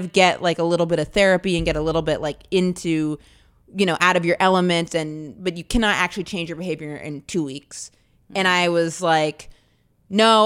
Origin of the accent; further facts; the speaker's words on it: Maine, United States; I grew up in really rural Maine